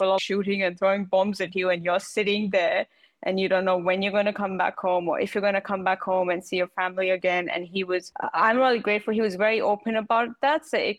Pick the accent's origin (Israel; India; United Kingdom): India; Well, I grew up in India, but my dad was in the army. So I grew up all over the country.